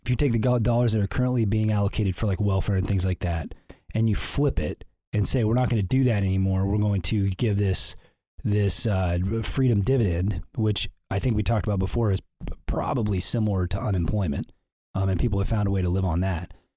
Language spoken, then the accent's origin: English; Canton, Illinois, United States; I was raised in Canton, Illinois